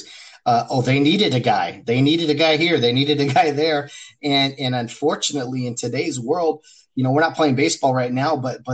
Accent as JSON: {"language": "English", "town": "Glendora", "region": "California", "country": "United States", "tie": "born or raised there", "said": "the area that I grew up in Glendora, California"}